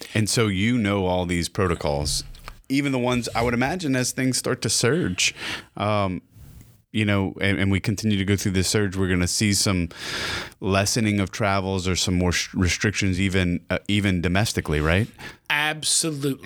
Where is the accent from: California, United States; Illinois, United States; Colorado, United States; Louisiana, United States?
Louisiana, United States; Opelousas; I'm from Opelousas